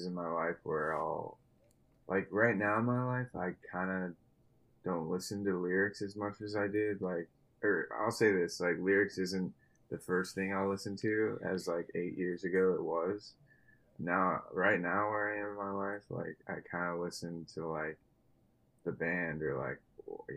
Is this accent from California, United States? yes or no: no; Texas, United States; moved away as an adult; now in Los Angeles, United States; growing up in Texas